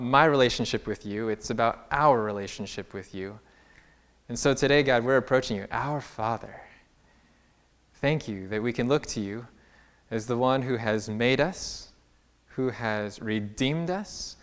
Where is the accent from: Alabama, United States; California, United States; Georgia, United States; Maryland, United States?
California, United States; also born or lived in Berrien Springs, Michigan; I'm from California